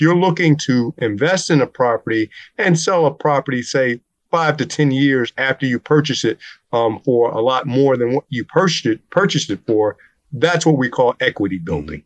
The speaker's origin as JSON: {"language": "English", "town": "Newark", "region": "New Jersey", "country": "United States", "said": "we're both from Newark, so we understand the rough areas"}